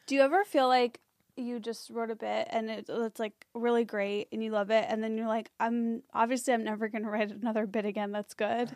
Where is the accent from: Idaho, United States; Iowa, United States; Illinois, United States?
Illinois, United States; Skokie; moved away; in my hometown that's, like, Skokie